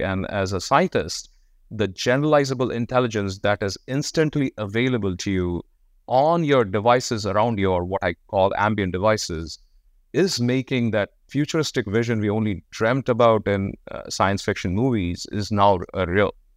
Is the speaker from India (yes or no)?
yes; India; moved away; I was born in India.